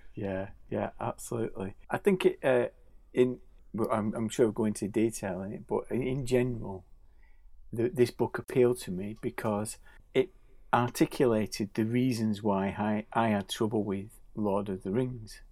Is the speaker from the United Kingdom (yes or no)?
yes; Bolton, North West England, United Kingdom; Growing up in Bolton